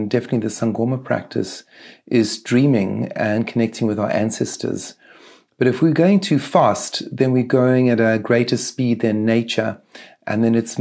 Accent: Eastern Cape, South Africa; the Eastern Cape is the area where Nelson Mandela is from. So Mandela is from the area that I grew up in.

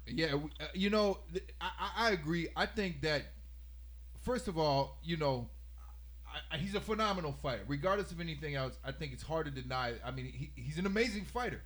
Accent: Houston, Texas, United States; now in upstate New York, United States; my hometown, Houston, Texas

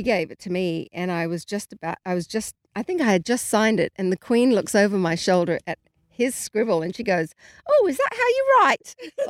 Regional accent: Australia; so being Australian

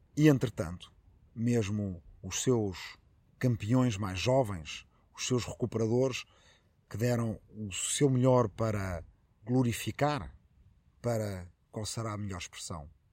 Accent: Arrifana, Ribatejo, Portugal; minha aldeia de Arrifana, no Ribatejo

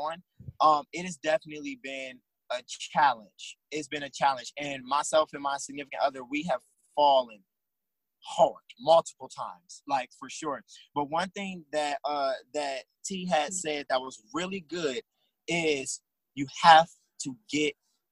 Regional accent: Cleveland, Ohio, United States; we're both from Cleveland now

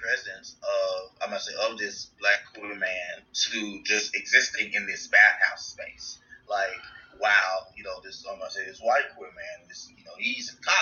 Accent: Mississippi, United States; a young black gay kid growing up in Mississippi

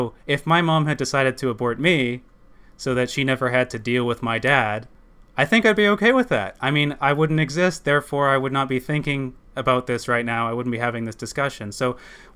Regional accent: Maple Ridge, British Columbia, Canada; also born or lived in Surrey; growing up in Maple Ridge, and for a spat in Surrey

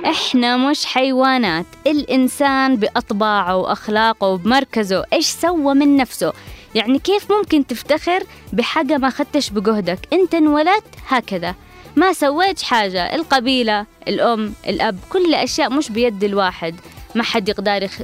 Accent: Yemen

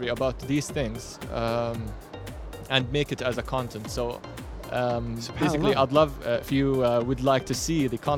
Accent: Amman, Amman Governorate, Jordan; I'm from Jordan, Amman

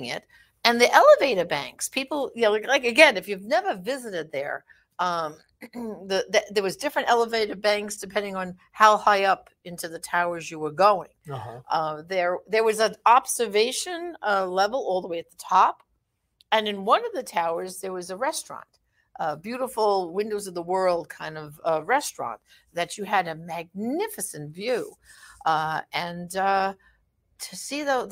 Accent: New York City, New York, United States; I was born and raised in Brooklyn

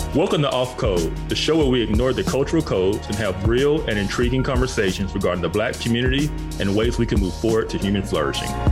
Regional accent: Birmingham, Alabama, United States; I grew up in Birmingham

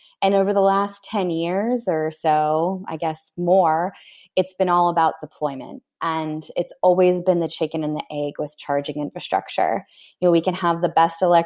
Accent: Pittsburgh, Pennsylvania, United States; my hometown in Pittsburgh

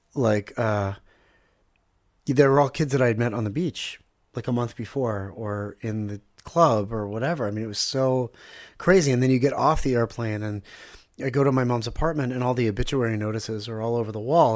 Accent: Pittsburgh, Pennsylvania, United States; also born or lived in Ganei Yehuda, Israel; now in Israel; We grew up in Squirrel Hill, Pittsburgh, which is like a little shtetl

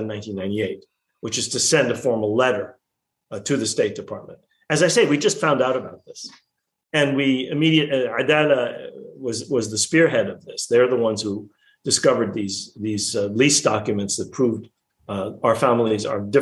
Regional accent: United States; Americans who are of Palestinian origin

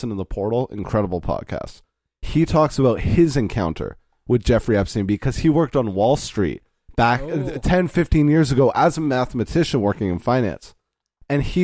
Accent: Canada; we are Canadian citizens

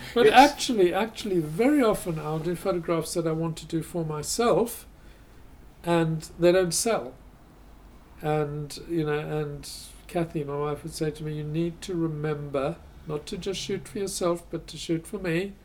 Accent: South Africa; I grew up in South Africa.

